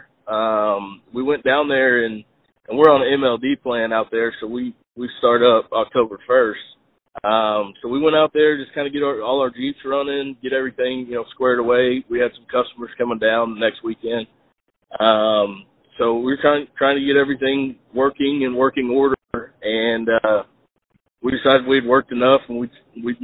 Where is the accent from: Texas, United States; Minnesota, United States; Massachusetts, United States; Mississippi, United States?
Texas, United States; Spring; I grew up in Spring, Texas, just out of Houston.